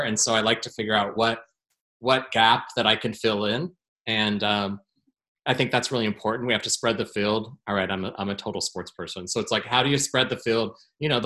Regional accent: Portland, Oregon, United States; my hometown

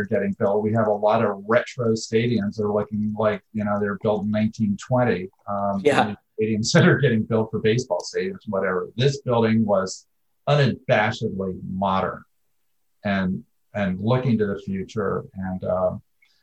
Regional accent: Philadelphia, Pennsylvania, United States; now in Portland, United States; I'm from Philadelphia

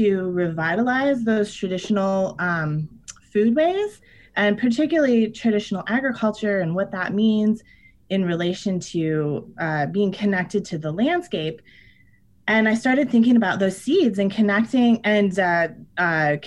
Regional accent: Iowa, United States; I'm from Iowa. There's corn all around me

